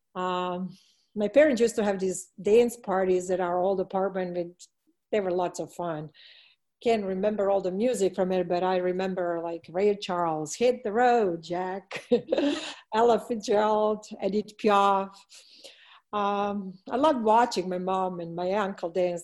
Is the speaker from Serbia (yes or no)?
yes; Belgrade, Serbia; moved away; my hometown of Belgrade